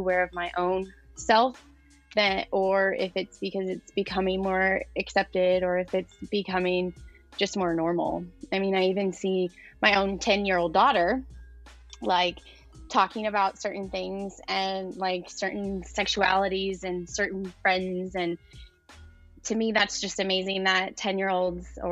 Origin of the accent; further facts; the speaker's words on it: Lafayette, Indiana, United States; I'm from Lafayette in Indiana.